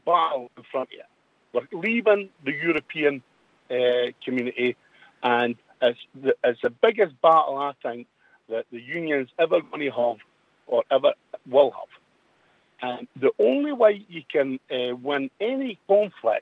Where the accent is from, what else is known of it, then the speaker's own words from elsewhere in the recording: Scotland, United Kingdom; I'm as proud a Scotsman as anybody